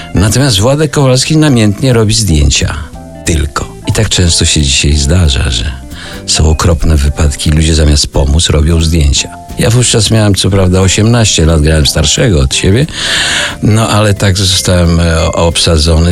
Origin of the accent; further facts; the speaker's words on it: Puławy, Lublin Voivodeship, Poland; ja pochodzę z Puław